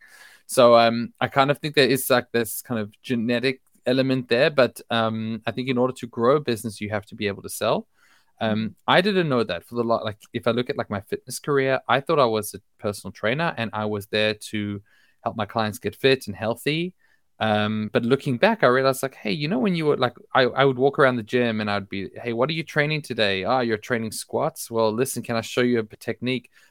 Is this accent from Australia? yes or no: yes; Australia; moved away as an adult; also born or lived in South Africa; now in Israel; I live in Israel now. I was born in South Africa. I grew up in Australia